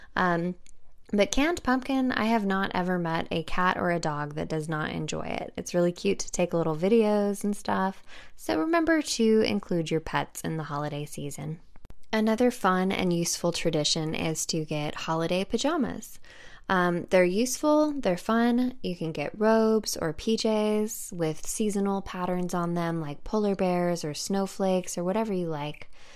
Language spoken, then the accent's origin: English; California, United States; moved away; I'm from California, and the majority of my family is still located in California